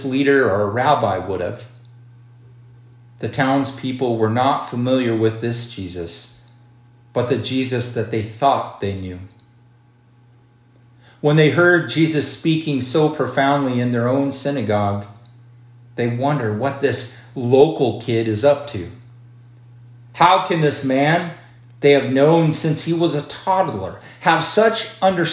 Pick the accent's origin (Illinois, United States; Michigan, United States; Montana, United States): Montana, United States; Miles City; my hometown of Miles City.